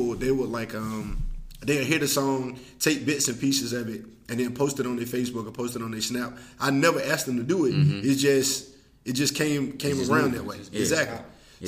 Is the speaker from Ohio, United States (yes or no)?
no; Rocky Mount, North Carolina, United States; I'm from Rocky Mount